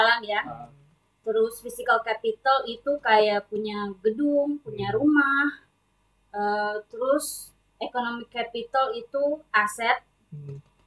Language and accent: Indonesian; Sorowako, South Sulawesi, Indonesia; born or raised there